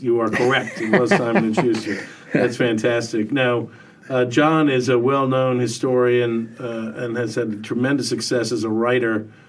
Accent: Racine, Wisconsin, United States; moved away; also born or lived in Binghamton, New York; I'm from Racine, Wisconsin

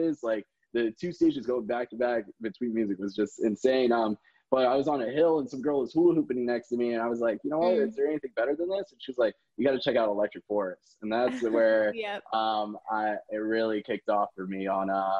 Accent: Tampa, Florida, United States; also born or lived in Cleveland, Ohio; I'm from Tampa, Florida. I was born in Cleveland, Ohio. I've grown up here all my life, pretty much

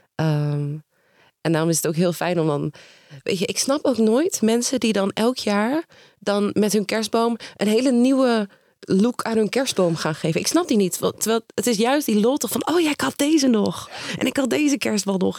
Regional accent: Nijmegen, Gelderland, Netherlands; ik kom uit Nijmegen

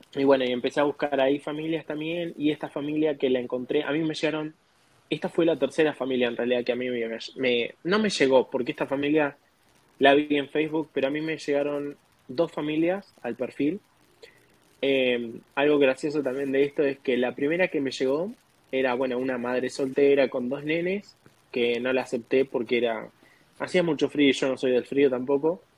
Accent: Argentina; moved away as an adult; now in United States; de Argentina, tengo 25 años y llegué acá en octubre del 2021

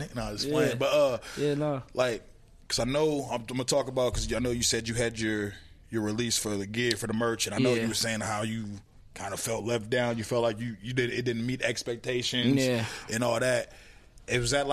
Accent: St. Paul, Minnesota, United States; growing up in St. Paul, we done lost a lot of people

